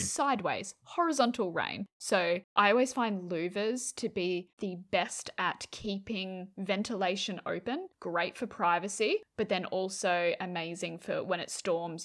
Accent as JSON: {"language": "English", "region": "New South Wales", "country": "Australia", "tie": "born or raised there", "said": "I grew up in New South Wales, freezing cold"}